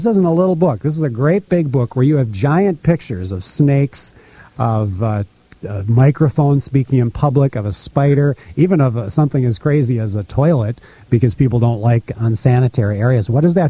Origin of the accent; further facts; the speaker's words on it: Fairmont, Minnesota, United States; now in Des Moines, United States; I grew up in Fairmont, Minnesota, which is a town of lakes. They have 5 lakes right in the center of town.